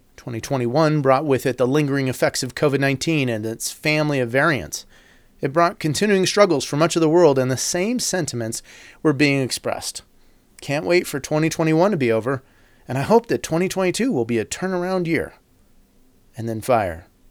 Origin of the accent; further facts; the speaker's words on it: United States; as an American